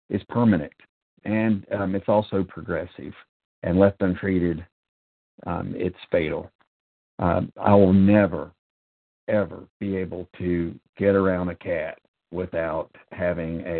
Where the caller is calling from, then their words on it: North Carolina, United States; I am a recovered compulsive overeater, and I'm calling from North